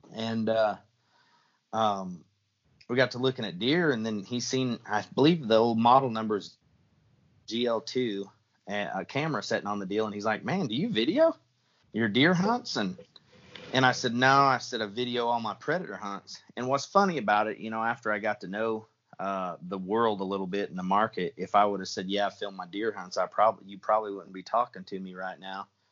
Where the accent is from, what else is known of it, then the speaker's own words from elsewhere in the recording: Southwest Missouri, United States; moved away; I'm from the Midwest originally, you know, Southwest Missouri